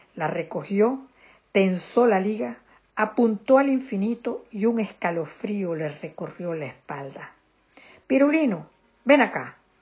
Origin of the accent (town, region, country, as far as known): Venezuela